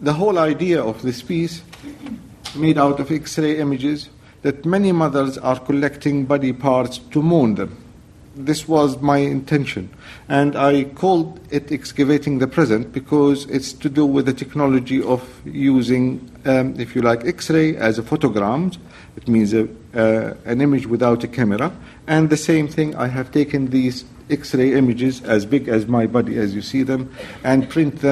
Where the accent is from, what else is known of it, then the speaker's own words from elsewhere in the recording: Syria; moved away as an adult; also born or lived in Damascus / Russia / London; I am from Syria